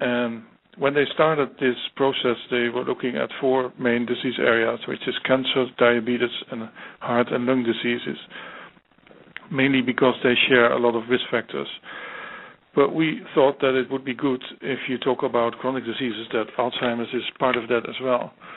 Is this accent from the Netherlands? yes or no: yes; Netherlands; my home country, the Netherlands